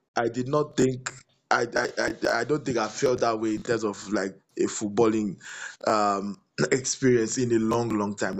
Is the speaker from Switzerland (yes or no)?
no; Nigeria; I'm Nigerian